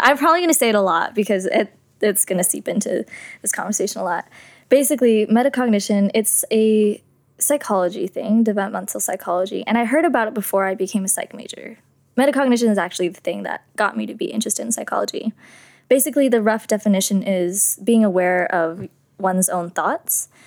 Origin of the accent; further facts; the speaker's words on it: San Jose, California, United States; I was born and raised in San Jose, California.